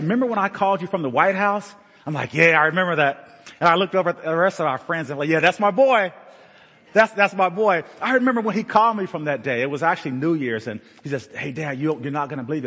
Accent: Madisonville, Ohio, United States; also born or lived in Liberty Hill; We grew up in Madisonville as kids

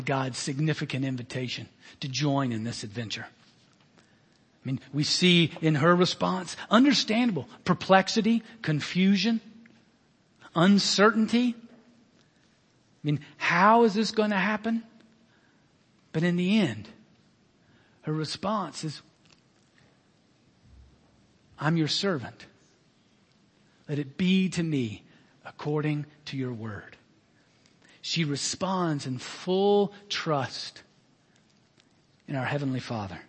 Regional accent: Alabama, United States; a 10-year-old boy growing up in Alabama

